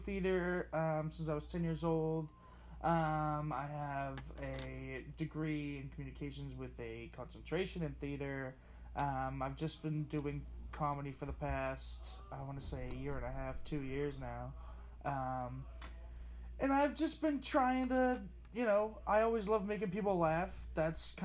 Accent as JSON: {"language": "English", "town": "Taunton", "region": "Massachusetts", "country": "United States", "tie": "born or raised there", "also_born_or_lived": "Hartford, Connecticut", "said": "I am from a little place called Taunton, Massachusetts"}